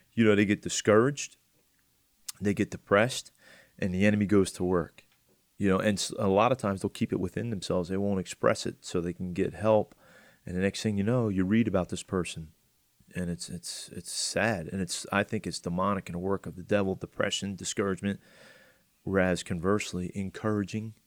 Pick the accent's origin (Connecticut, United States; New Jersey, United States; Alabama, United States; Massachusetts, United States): New Jersey, United States; Atlantic County; I'm from Atlantic County